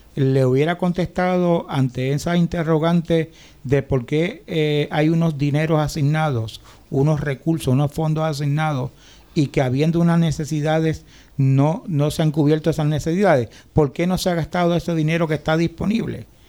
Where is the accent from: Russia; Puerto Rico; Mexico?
Puerto Rico; lo que somos los puertorriqueños